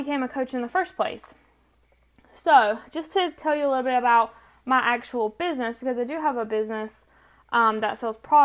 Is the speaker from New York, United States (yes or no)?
no; North Carolina, United States; accent: country; I am from North Carolina, which explains the country accent